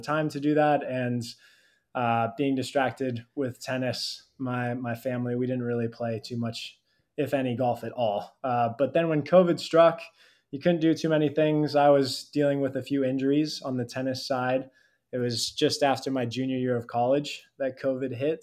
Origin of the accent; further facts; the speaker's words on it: California, United States; I grew up in California